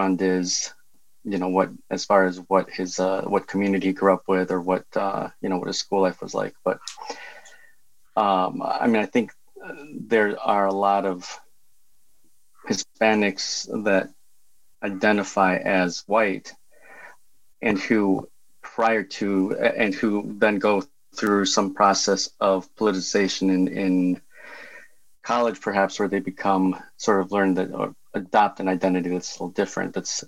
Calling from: Philadelphia, Pennsylvania, United States; I'm calling in from my sabbatical in Philadelphia.

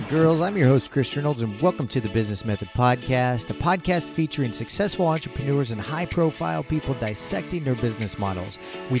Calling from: Chiang Mai, Thailand; I'm calling in from Chiang Mai, Thailand.

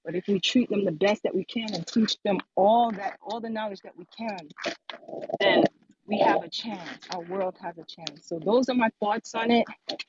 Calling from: Brooklyn, New York, United States; I'm coming from Brooklyn, New York.

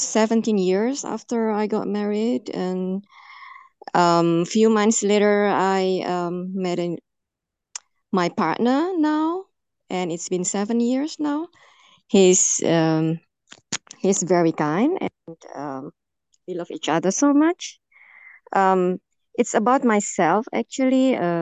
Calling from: Germany; I'm calling from Germany, not far from Alara.

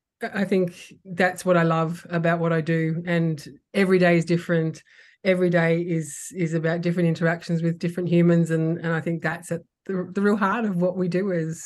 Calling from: Sydney, New South Wales, Australia; I'm phoning in tonight from Darug country, actually, beautiful Darug country on the northern suburbs of Sydney.

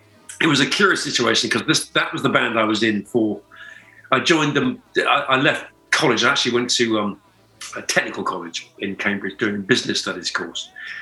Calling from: Byron Bay, New South Wales, Australia; Well, Byron Bay, more or less.

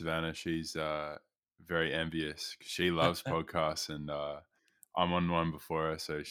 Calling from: Edinburgh, Scotland, United Kingdom; I'm broadcasting from Edinburgh. I live in the north of Edinburgh by the beach. I've been living in Scotland for coming on 2 years now, so we're almost finished up my visa.

